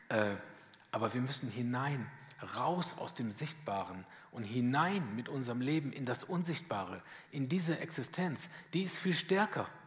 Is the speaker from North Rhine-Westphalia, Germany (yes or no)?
no; Schwäbisch Hall, Baden-Württemberg, Germany; Ich weiß, ich komme aus Schwäbisch Hall, das hört man, ne?